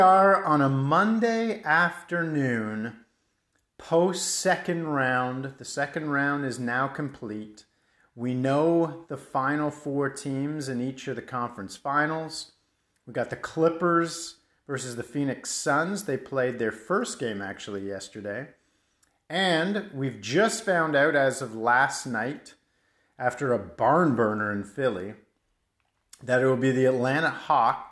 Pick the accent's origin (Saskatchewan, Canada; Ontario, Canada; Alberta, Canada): Ontario, Canada; Mississauga; moved away; I've returned to my hometown of Mississauga